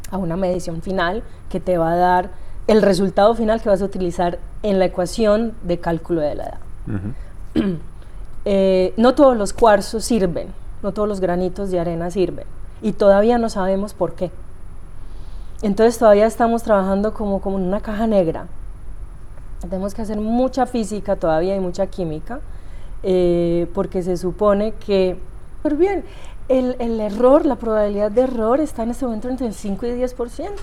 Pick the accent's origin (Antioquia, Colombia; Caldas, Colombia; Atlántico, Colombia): Antioquia, Colombia; Medellín; De Medellín. De Medellín.